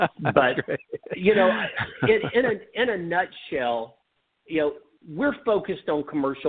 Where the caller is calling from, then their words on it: Dallas-Fort Worth area, Texas, United States; I'm calling from the Dallas-Fort Worth area. That's where I live